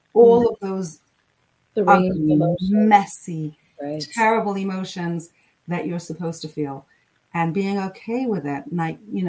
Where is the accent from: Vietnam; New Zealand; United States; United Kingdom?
United Kingdom; England; I grew up in England